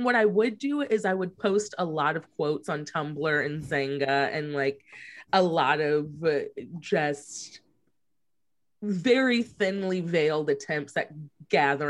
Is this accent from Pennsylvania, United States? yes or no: no; St. Louis, Missouri, United States; also born or lived in New York; now in Los Angeles, United States; I am from St. Louis, Missouri. Cool. But I lived in New York. I'm in LA now, but I lived in New York for like 10 years, and then I moved to LA in 2019.